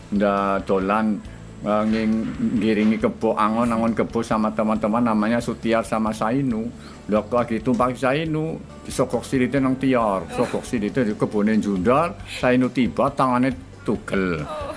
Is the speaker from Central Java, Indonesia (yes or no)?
yes; Purwokerto, Central Java, Indonesia; saya dilahirkan di tepatnya di kota Purwokerto itu eh, di waktu itu masih desa ya desa Keranji sekarang jadi kelurahan Keranji.